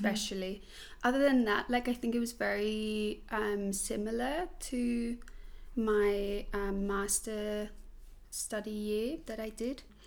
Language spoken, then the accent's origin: English; Switzerland; English is a second language; moved away as an adult; also born or lived in Australia / London; now in Germany; I was born in Switzerland, grew up in Switzerland in like a tiny village